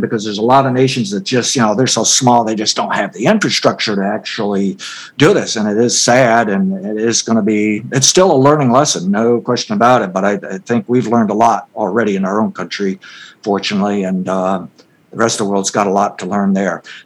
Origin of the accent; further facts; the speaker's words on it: United States; as an American